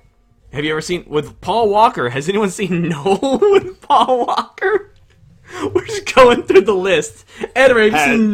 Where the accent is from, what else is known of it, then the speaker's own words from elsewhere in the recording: Russia; We're from Russia. Russia may not have a chicken pox outbreak.